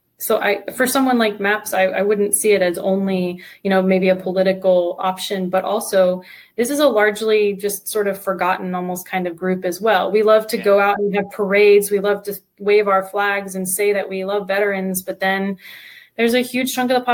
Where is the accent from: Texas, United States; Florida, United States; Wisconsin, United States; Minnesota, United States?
Florida, United States; Sarasota; also born or lived in Vancouver, Canada; now in Tampa, United States; I grew up in Sarasota, just an hour south